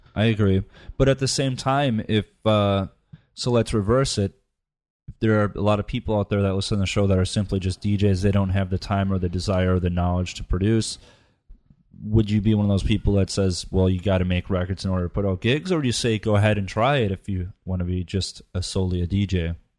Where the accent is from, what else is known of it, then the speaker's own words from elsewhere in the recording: United States; it's in my heritage, but I, I'm American